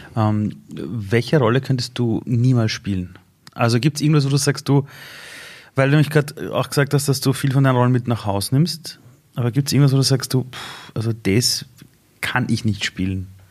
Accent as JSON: {"language": "German", "region": "Vienna", "country": "Austria", "tie": "born or raised there", "said": "bei uns in Simmering beim Fußballkäfig"}